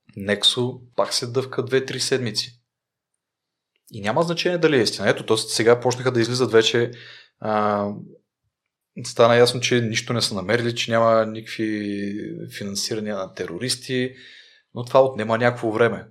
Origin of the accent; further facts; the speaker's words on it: Rhodope Mountains, Bulgaria; съм от Родопите и съм си обикалял по Родопите